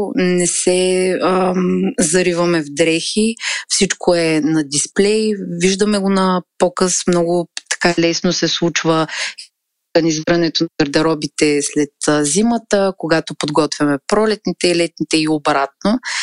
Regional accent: Razgrad, Razgrad Province, Bulgaria; moved away as an adult; now in Varna, Bulgaria; Живея във Варна, родом съм от Разград. Преместих се тук заради висшето си образование

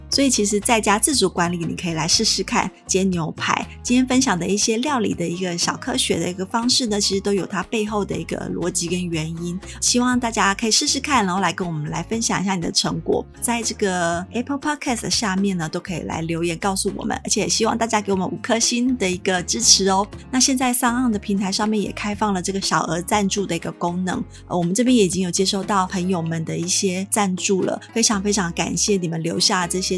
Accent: Taiwan; 我们台湾

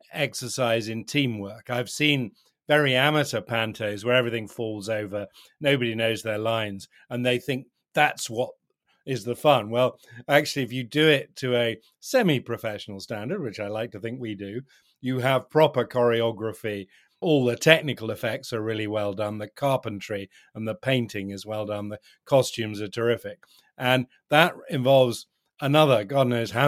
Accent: Helmsley, Yorkshire and the Humber, United Kingdom; 30 years ago in my hometown of Helmsley, North Yorkshire, I helped build a small theatre and I've helped run it ever since.

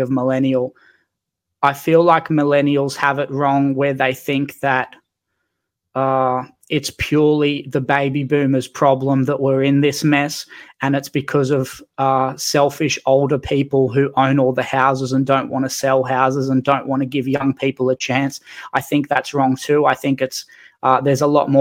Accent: Newcastle, New South Wales, Australia; I grew up in Newcastle

